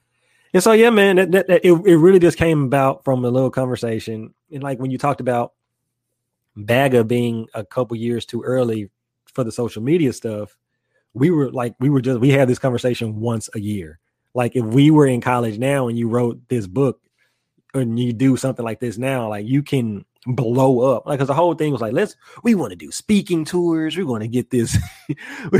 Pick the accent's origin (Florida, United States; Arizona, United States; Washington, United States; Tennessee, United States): Tennessee, United States; Memphis; moved away; I'm from Memphis